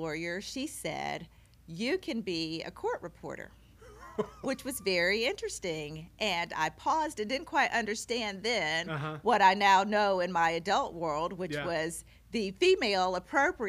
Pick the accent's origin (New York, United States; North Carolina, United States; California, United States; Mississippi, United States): Mississippi, United States; Oxford; moved away as an adult; now in Carbondale, United States; I was born and raised in Oxford, Mississippi, which is a small college town